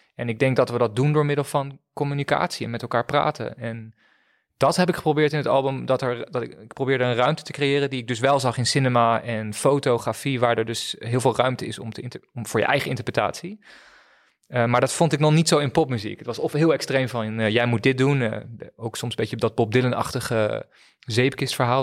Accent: Friesland, Netherlands; also born or lived in Leiden; toen ik naar Friesland verhuisde op mijn tiende

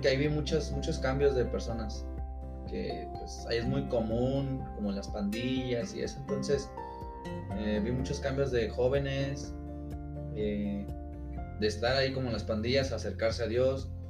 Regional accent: Aguascalientes, Mexico; also born or lived in Mexico City; nacido en, la Ciudad de México, en la Gran Tenochtitlan y pues radico en Aguascalientes hace como unos 16 años, entonces ya soy más de allá que de acá.

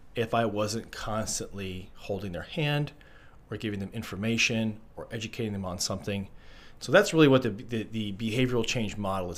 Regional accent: Arizona, United States; moved away as an adult; I'm from Arizona originally. I am a Arizona transplant

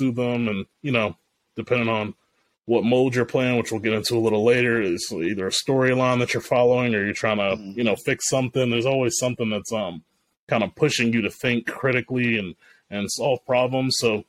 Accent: Japan; I grew up in Japan in the early 90s.

